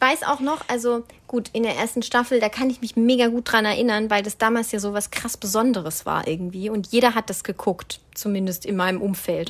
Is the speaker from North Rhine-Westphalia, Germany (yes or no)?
no; Swabia, Baden-Württemberg, Germany; ich als Schwabe